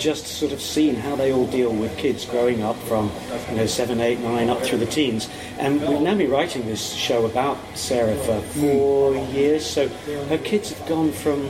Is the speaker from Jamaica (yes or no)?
no; England, United Kingdom; I'm the reserved Englishman.